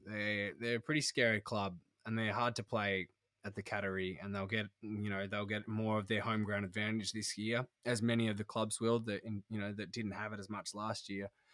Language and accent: English; Tasmania, Australia; now in Sydney, Australia; I'm from Taz originally, and my parents still live there